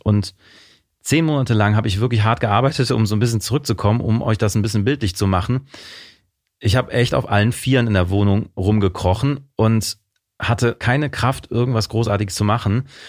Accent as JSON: {"language": "German", "town": "Mönchengladbach", "region": "North Rhine-Westphalia", "country": "Germany", "tie": "born or raised there", "said": "Aufgewachsen bin ich in Mönchengladbach"}